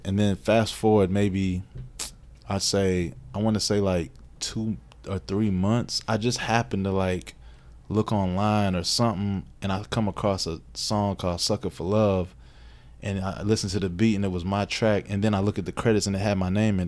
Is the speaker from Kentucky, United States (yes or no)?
yes; Radcliff, Kentucky, United States; also born or lived in New York; now in Louisville, United States; I grew up in Radcliffe